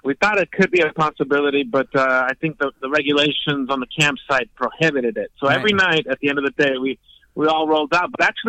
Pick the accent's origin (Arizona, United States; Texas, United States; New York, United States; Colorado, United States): Texas, United States; Houston; I grew up in Houston, Texas, born in Houston, but my family's from Colombia.